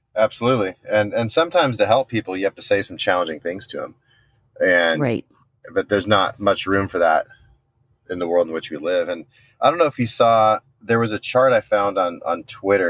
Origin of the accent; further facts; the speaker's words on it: San Diego, California, United States; I'm from Southern California, born and raised in San Diego